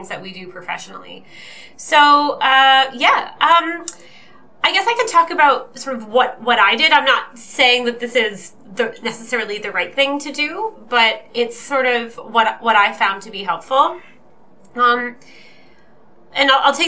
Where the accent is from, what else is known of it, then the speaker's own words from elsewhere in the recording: Fredericton, New Brunswick, Canada; I'm from Fredericton, New Brunswick, in the unceded territory of the Listaquay